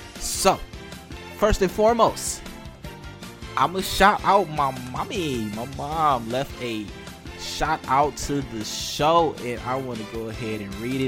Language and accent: English; Detroit, Michigan, United States; I grew up in Detroit. I am a North Ender.